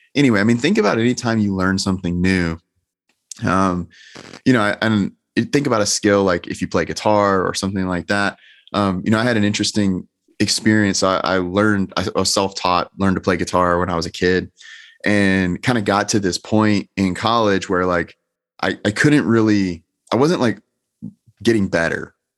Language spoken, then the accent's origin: English; Georgia, United States; I'm clearly from Georgia.